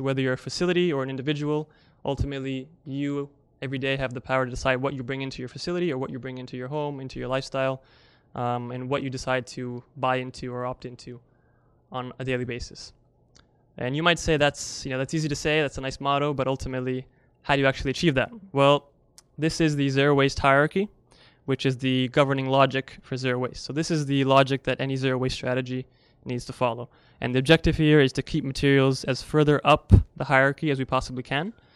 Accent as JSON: {"language": "English", "country": "Italy", "moved": "yes", "said": "I'm actually originally from Europe, from Italy"}